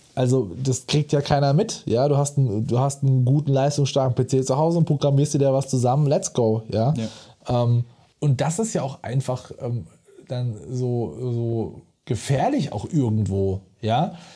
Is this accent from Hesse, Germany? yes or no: no; Mosbach, Baden-Württemberg, Germany; zu Schulzeiten hier bei uns in Moosbach-Neckar-Elster hinten draußen